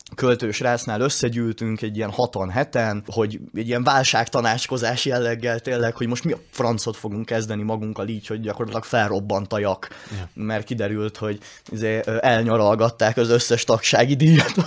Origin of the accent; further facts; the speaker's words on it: Hungary; el leszek szakítva a szülőföldemtől